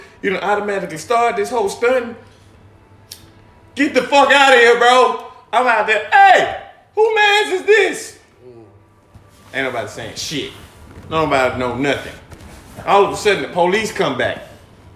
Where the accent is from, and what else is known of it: Alabama, United States; moved away